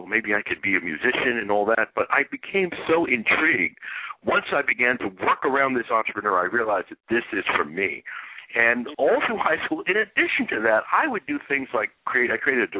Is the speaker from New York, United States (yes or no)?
yes; New York City, New York, United States; I'm from Brooklyn, New York